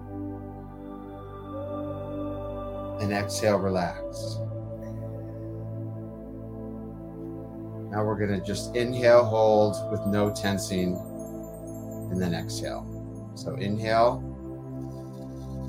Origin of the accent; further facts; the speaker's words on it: Detroit, Michigan, United States; moved away; Detroit where I came from